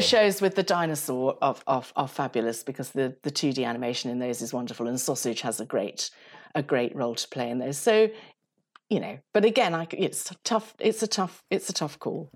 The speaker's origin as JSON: {"language": "English", "country": "Uganda", "tie": "born or raised there", "moved": "yes", "said": "I was brought up in Uganda"}